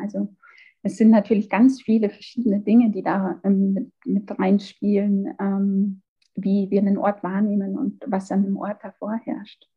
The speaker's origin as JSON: {"language": "German", "town": "Amberg", "region": "Bavaria", "country": "Germany", "tie": "born or raised there", "also_born_or_lived": "Regensburg / Gotland, Sweden / Munich", "moved": "as an adult", "said": "ich bin in Amberg geboren, in der Oberpfalz, bin nach einigen Jahren, die ich für Studium und Arbeit in Regensburg, in Schweden, auf der Insel Gottland und ähm, in München verbracht habe, jetzt quasi wieder ähm, hierher zurückgekommen"}